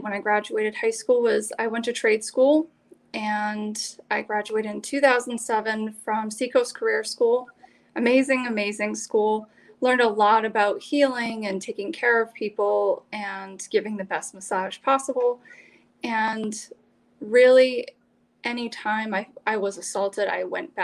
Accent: Maine, United States; also born or lived in Alaska; So I was born in Alaska and grew up first 5 years of my life with the Army and relocated to Maine when I was five and have lived here ever since

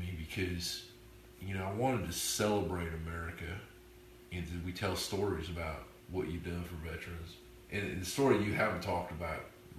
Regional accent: Florida, United States; So I used to think, I grew up on Eglin Air Force Base.

